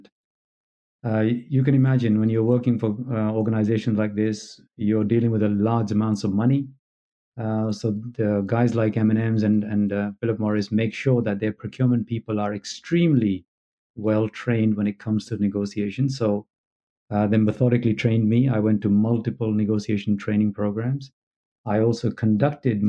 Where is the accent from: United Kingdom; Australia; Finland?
United Kingdom; London; moved away as an adult; also born or lived in New Delhi, India; now in California, United States; So I've grown up in London from the age of three. I'm British by national and now living in California.